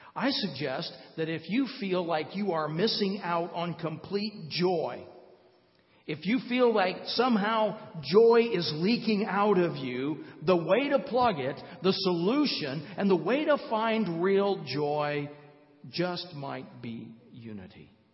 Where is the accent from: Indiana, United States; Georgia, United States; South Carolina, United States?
Indiana, United States; Fort Wayne; moved away; Donna and I live in Fort Wayne. We moved back to my hometown just over six years ago